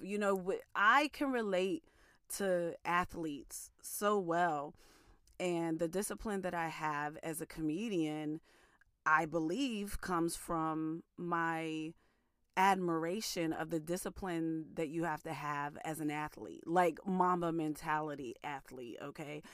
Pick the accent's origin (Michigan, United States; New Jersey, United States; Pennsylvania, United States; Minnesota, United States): Pennsylvania, United States; Mon Valley, Western; I'm from Western Pennsylvania, okay? The Mon Valley